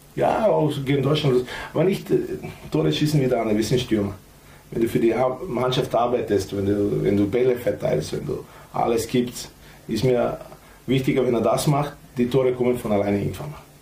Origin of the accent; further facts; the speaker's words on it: North Macedonia; now in Austria; Wir sind Mazedonier, nicht Nordmazedonier